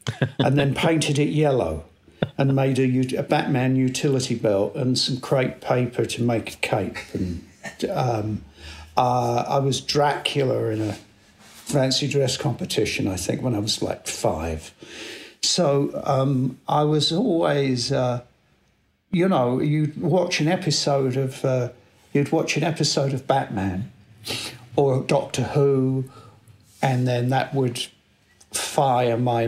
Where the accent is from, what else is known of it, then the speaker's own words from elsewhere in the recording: London, United Kingdom; I was born in South London, 1958, a very typical kind of working class family, I guess you could say.